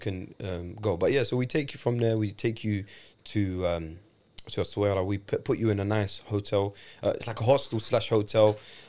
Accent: Morocco; I'm from Kaza.

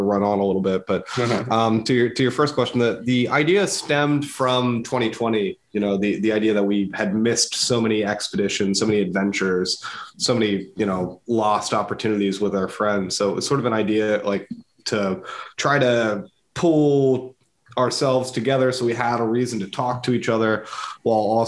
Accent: Downingtown, Pennsylvania, United States; I'm a Downingtown guy. I grew up in Downingtown

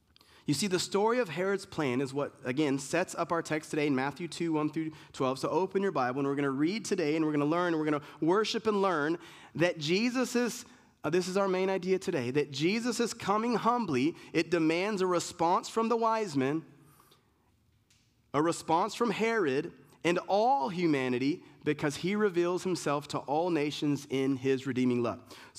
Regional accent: Germany; born there; I was born in Germany. My family's Puerto Rican. I lived in a bunch of places

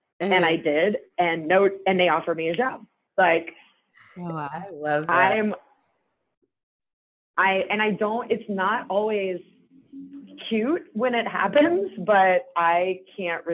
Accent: New Orleans, Louisiana, United States; I'm from New Orleans

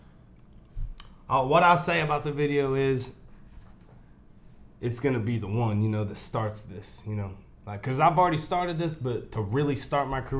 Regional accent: New Castle, Indiana, United States; also born or lived in Cincinnati, Ohio; I grew up mostly in Newcastle

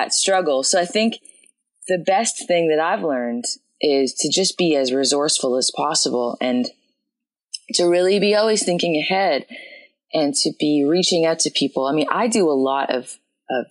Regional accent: Winnipeg, Manitoba, Canada; moved away as an adult; now in Austin, United States; I worked some coffee shop jobs back in my hometown of Winnipeg

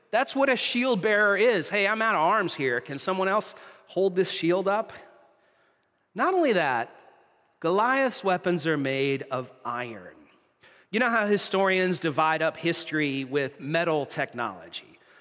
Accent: United States; now in Canada; My home country, the U S

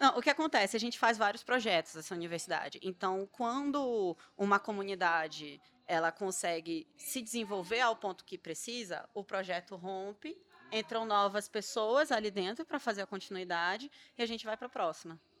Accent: Pará, Brazil; eu sou paraense

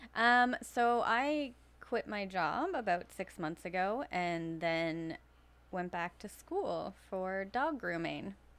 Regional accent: Fall River, Nova Scotia, Canada; also born or lived in Timberlea, Nova Scotia; I am from here. Um, I grew up living in Fall River

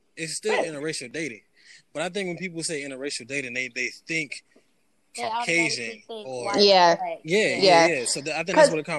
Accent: New York, United States; I grew up in New York

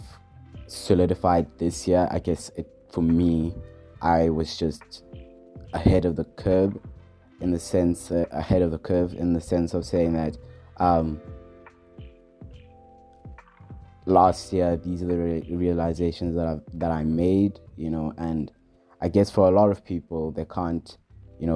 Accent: Johannesburg, Gauteng, South Africa; I'm from Johannesburg.

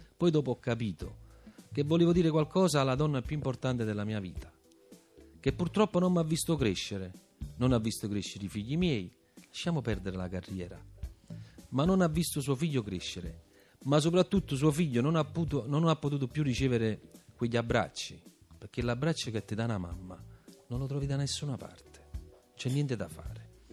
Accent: Naples, Campania, Italy; essere napoletano

